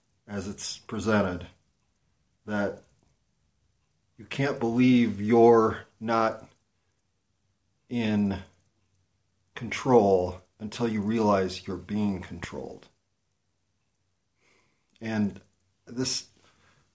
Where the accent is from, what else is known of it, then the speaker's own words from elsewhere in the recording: United States; as an American citizen